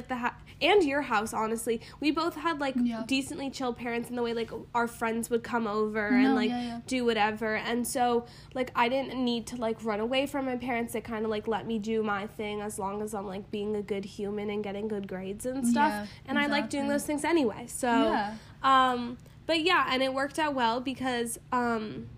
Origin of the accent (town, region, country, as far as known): New York City, New York, United States; born or raised there